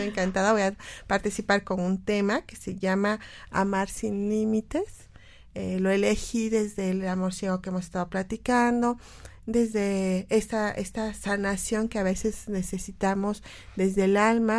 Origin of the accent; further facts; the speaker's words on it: Mexico; como mexicanos